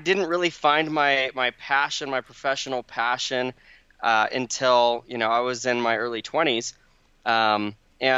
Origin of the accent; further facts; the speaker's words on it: Phoenix, Arizona, United States; now in Utah, United States; I grew up in Arizona in the Phoenix Valley